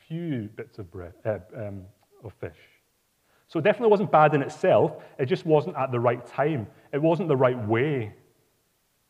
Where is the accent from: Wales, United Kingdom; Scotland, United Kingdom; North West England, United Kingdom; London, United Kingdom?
Scotland, United Kingdom; Glasgow; Glasgow, my hometown